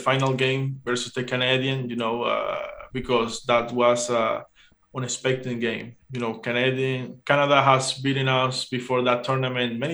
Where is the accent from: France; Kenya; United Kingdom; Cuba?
Cuba; I'm Cuban